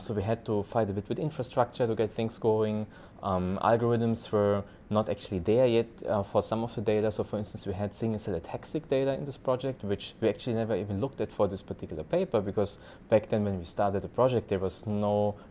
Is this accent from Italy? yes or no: no; Germany; moved away as an adult; now in Singapore; I am from Germany, living in Singapore for 6 years